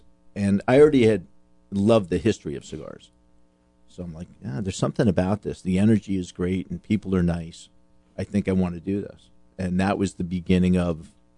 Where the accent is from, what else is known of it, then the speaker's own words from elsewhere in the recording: Florida, United States; I'm born and raised in Florida